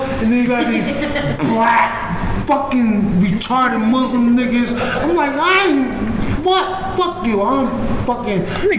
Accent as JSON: {"language": "English", "region": "Pennsylvania", "country": "United States", "said": "I'm from Pennsylvania"}